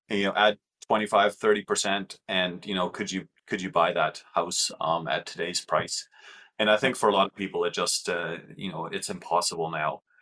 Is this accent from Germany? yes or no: yes; Germany; now in Canada; because I'm from Germany.